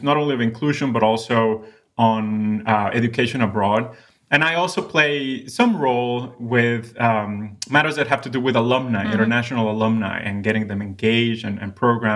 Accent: Mexico City, Mexico; accent: Mexico City accent; first language Spanish; English is a second language; moved away; I grew up in Mexico City, but my family was from northern Mexico

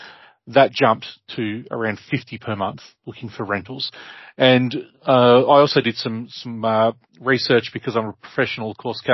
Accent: Ararat, Victoria, Australia; Ararat, for example, where my hometown, where I grew up

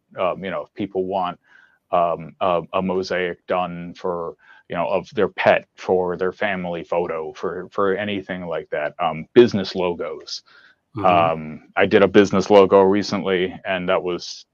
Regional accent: Poughkeepsie, New York, United States; I'm from Poughkeepsie

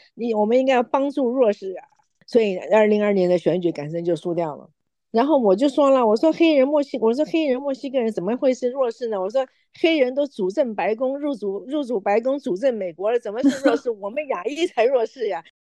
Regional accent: Yonghe, New Taipei, Taiwan; moved away as an adult; now in United States; 我是生长在台湾，我在永和长大的

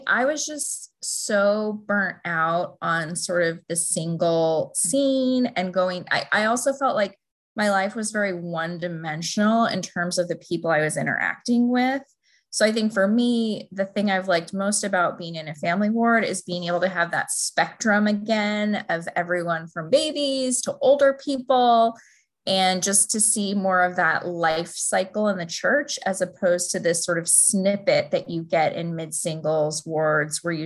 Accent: Buffalo, New York, United States; now in Alexandria, United States; I grew up in Buffalo, New York

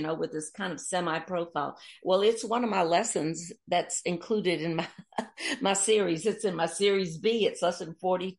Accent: Mobile, Alabama, United States; moved away; also born or lived in New Orleans, Louisiana; I was born here in Mobile, Alabama, and my father was the British Vice Consul

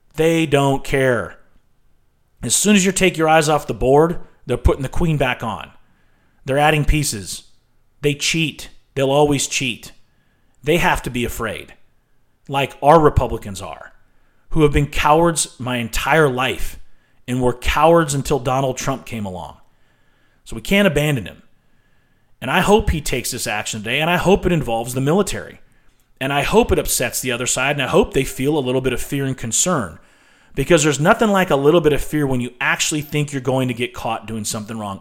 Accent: United States; If there was a way I could rescind my citizenship and not have to leave the country, I probably would consider it. I am not proud of being an American right now

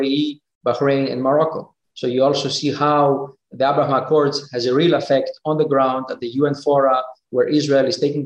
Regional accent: Thessaloniki, Central Macedonia, Greece; moved away as an adult; also born or lived in United States; now in Geneva, Switzerland; I grew up in Greece. I've studied in the States. I work in Switzerland.

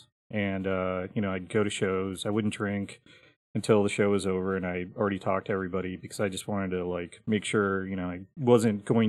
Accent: Milwaukee, Wisconsin, United States; also born or lived in Minneapolis / Los Angeles / New York; now in Columbus, United States; I grew up in Milwaukee, Wisconsin.

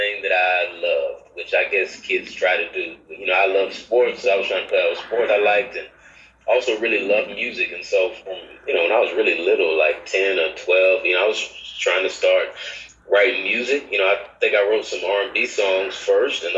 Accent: Dallas, Texas, United States; now in Atlanta, United States; Born and raised in Dallas, Texas. Grew up there

